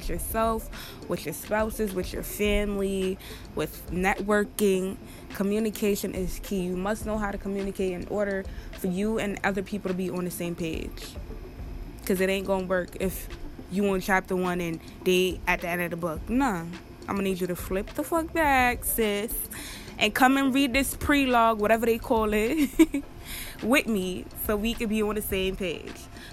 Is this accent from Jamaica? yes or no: yes; Jamaica; accent: Jamaican; I'm Jamaican, so y'all probably hear my accent come out a little pin